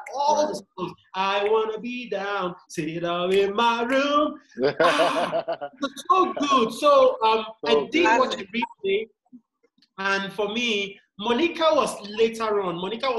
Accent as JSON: {"language": "English", "country": "Nigeria", "said": "I'm Nigerian, I live in Africa"}